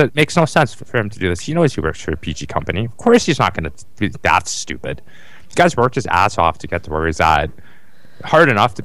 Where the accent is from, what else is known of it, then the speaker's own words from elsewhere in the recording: Calgary, Alberta, Canada; I'm from Calgary, Alberta, Canada